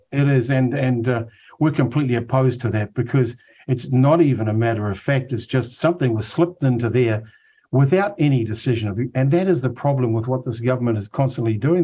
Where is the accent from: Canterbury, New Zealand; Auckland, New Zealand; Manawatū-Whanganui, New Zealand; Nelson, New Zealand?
Auckland, New Zealand; I grew up in Otara